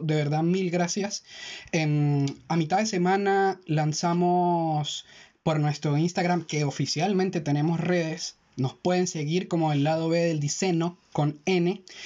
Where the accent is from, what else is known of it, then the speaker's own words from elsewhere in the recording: Táchira, Venezuela; de donde nosotros venimos, de Táchira, Venezuela. Eh, Melan y yo somos del mismo estado